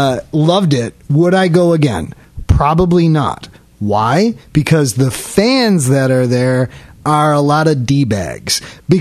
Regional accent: Buffalo, New York, United States; we're from Buffalo.

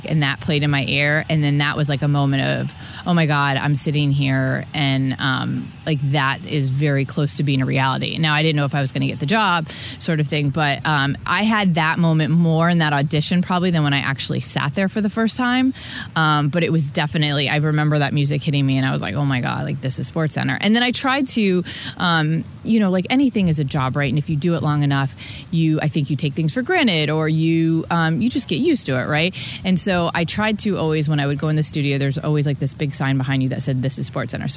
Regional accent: Tampa, Florida, United States; be in my hometown

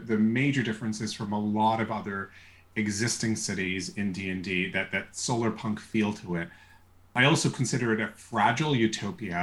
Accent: New York City, New York, United States; I was born in New York City and grew up most of my life in and around New York City

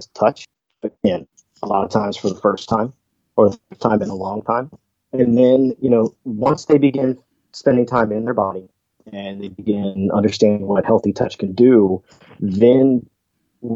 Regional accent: Midwest, United States; growing up in the Midwest

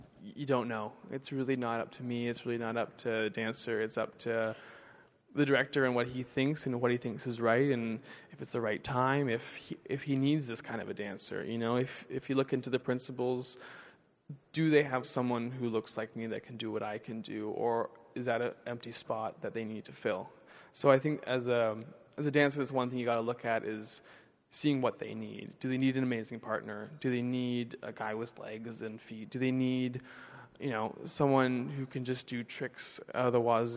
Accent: Vancouver, British Columbia, Canada; now in San Francisco, United States; I'm from Vancouver, which is the opposite side from Toronto

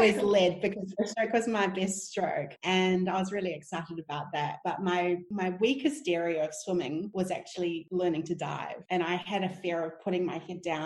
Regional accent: Wellington, New Zealand; I grew up in Wellington

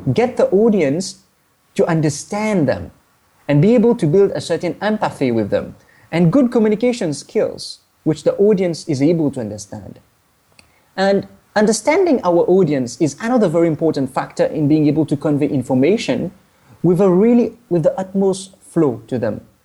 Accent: Mauritius; now in Kuala Lumpur, Malaysia; I'm from Mauritius, an island of the Indian Ocean.

